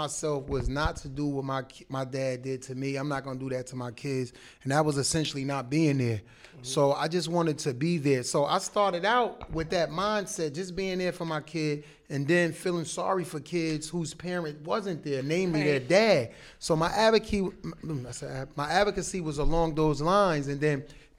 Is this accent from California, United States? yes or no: no; Jersey City, New Jersey, United States; growing up in Jersey City.